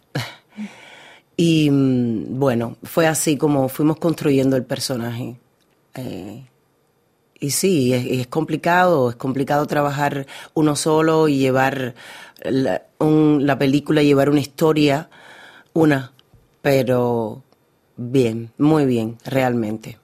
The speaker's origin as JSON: {"language": "Spanish", "region": "Havana", "country": "Cuba", "tie": "born or raised there", "said": "en Cuba, en La Habana, en, el lugar donde yo nací"}